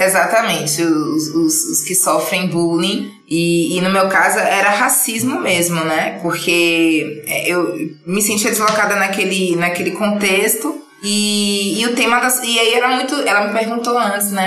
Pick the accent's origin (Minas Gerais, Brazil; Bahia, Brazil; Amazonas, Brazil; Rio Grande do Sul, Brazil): Bahia, Brazil; Salvador; moved away as an adult; now in São Paulo, Brazil; Eu sou de Salvador, com 25 anos